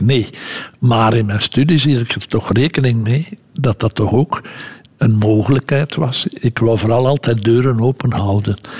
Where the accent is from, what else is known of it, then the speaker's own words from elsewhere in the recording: Lede, Flanders, Belgium; in onze straat woonden veel arbeiders die de trein naar Brussel namen. Want ik ben van Leden en dat is op de grote route tussen Gent en, Brussel